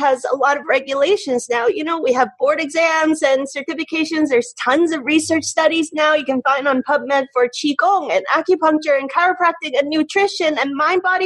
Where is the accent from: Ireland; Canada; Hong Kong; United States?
Hong Kong; moved away; I grew up in Hong Kong